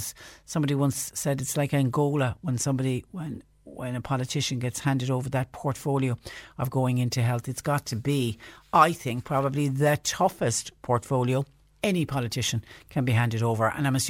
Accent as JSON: {"language": "English", "town": "Mallow", "region": "County Cork", "country": "Ireland", "tie": "born or raised there", "said": "I was born and reared in Mallow, and that area was always known as just Short Castle."}